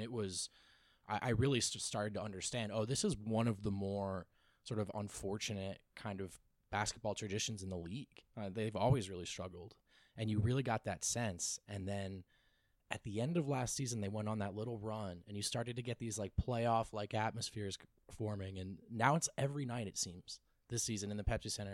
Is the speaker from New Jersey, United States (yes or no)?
yes; New Jersey, United States; moved away; also born or lived in Los Angeles; I grew up in New Jersey, so the New York market, and I spent two years in L